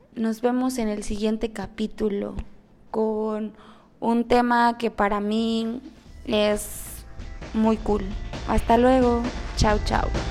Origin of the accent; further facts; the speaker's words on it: Mexico City, Mexico; now in Cancún, Mexico; soy originaria de la Ciudad de México, 100% chilanga